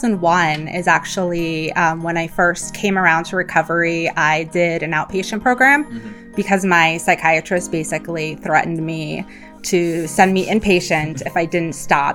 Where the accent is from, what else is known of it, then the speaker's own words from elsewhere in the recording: Pennsylvania, United States; moved away; also born or lived in Mason City, Iowa; I was born in Mason City, Iowa, but grew up in Pennsylvania.